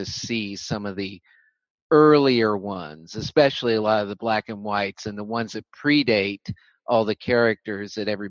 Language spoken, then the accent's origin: English; San Francisco Bay Area, California, United States; I grew up out in the San Francisco Bay Area